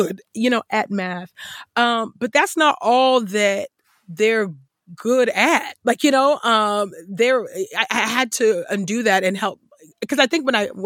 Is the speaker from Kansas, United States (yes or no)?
no; Bay Area, Silicon Valley, California, United States; the Bay Area, I grew up in low income housing. And in that place, Silicon Valley